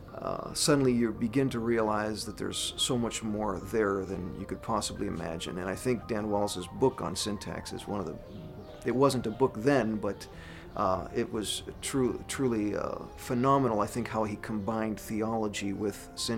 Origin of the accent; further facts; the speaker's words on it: Greece; moved away as an adult; now in United States; So I grew up in Greece, went to Greek schools, lived in this country as a Greek, and so I grew up knowing modern Greek throughout all these years.